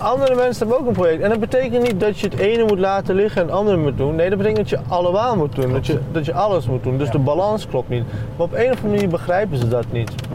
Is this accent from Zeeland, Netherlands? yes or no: no; Deventer, Overijssel, Netherlands; Ik ben in Deventer geboren en getogen, gewoon het ziekenhuis hier